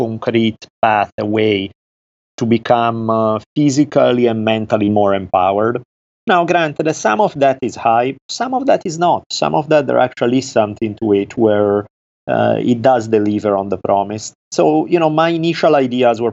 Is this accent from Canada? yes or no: no; Italy; accent: Italian; English is a second language; moved away as an adult; now in Los Angeles, United States; I grew up in Italy. I lived there until I was 18 years old. I moved to Los Angeles, California at that time.